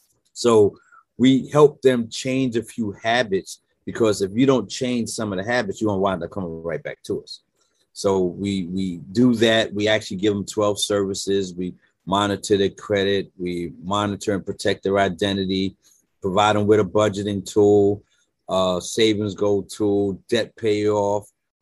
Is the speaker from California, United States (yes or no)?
no; Brooklyn, New York, United States; now in Delaware, United States; I'm born and raised in Brooklyn, New York. Actually live in Delaware now.